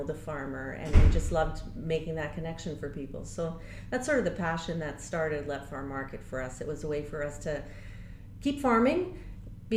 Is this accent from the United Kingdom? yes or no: no; Abbotsford, British Columbia, Canada; We both grew up in Abbotsford, both born and raised in Abbotsford, and grew up here